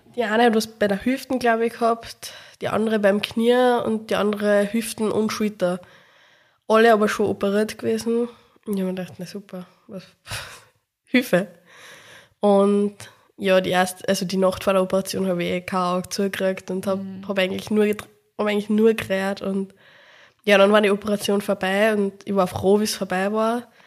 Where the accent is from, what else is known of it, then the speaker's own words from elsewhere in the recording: Upper Austria, Austria; moved away as an adult; also born or lived in Salzburg; now in Vienna, Austria; bin ursprünglich eben aus Oberösterreich